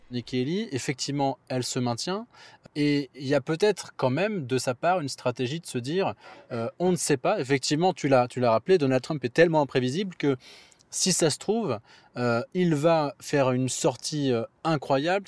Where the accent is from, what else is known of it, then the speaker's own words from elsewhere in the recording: Nice, Provence-Alpes-Côte d'Azur, France; moved away; Nice, ma ville natale